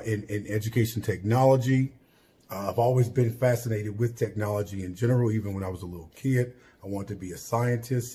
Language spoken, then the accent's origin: English; Chicago, Illinois, United States; I am originally from Chicago, Illinois, Southside, Englewood neighborhood to be exact